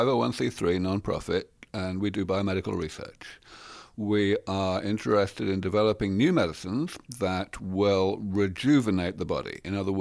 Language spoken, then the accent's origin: English; England, United Kingdom; I'm from England, you see. We have a civilized